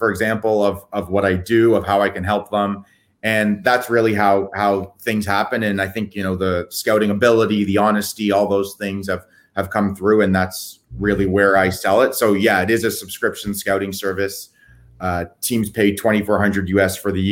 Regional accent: Canada; also born or lived in Toronto; I'm Canadian

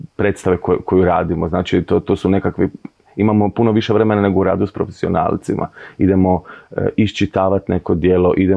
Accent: Zadar, Zadar County, Croatia; also born or lived in Split; festival na kojem sam zapravo odrastao i kad govorimo da u Zadru nije bilo ništa prije 10-15 godina

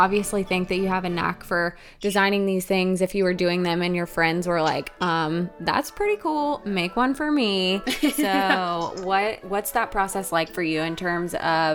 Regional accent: North Carolina, United States; Court and I are both from North Carolina

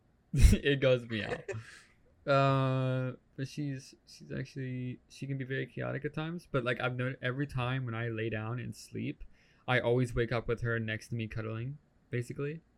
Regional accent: United States; I'm the American here

